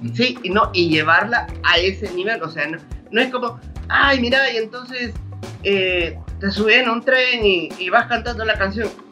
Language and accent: Spanish; El Salvador; como salvadoreños